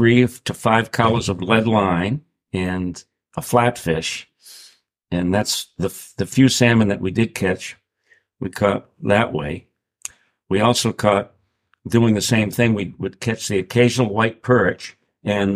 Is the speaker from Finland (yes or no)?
no; Portland, Maine, United States; I grew up, believe it or not, on a farm in Portland, Maine, on Outer Washington Avenue.